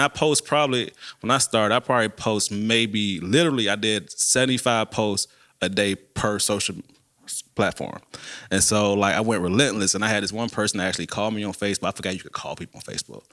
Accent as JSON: {"language": "English", "town": "Savannah", "region": "Georgia", "country": "United States", "moved": "yes", "lives_now": "Macon, United States", "said": "I'm originally from Savannah"}